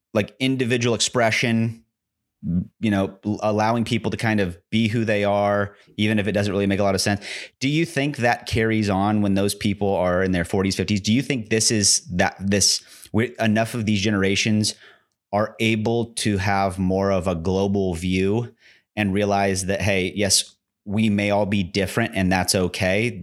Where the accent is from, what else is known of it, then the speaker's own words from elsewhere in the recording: United States; I'm an American